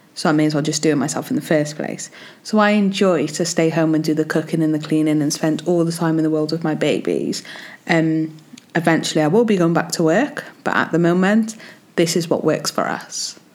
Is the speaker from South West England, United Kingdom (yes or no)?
no; Wales, United Kingdom; I'm from Wales